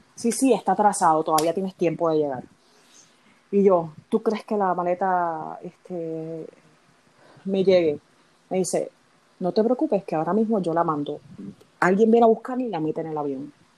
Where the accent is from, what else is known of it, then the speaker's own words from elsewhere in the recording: Puerto Rico; yo que soy de Puerto Rico